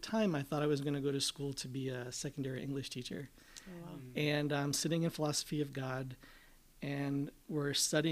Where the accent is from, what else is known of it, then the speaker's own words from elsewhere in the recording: North Central Pennsylvania, United States; moved away as an adult; I grew up in North Central Pennsylvania